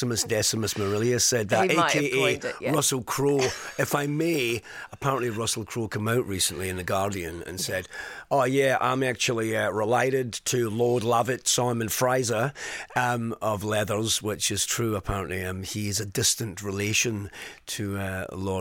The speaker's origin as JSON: {"language": "English", "town": "Glasgow", "region": "Scotland", "country": "United Kingdom", "said": "I'm from Glasgow"}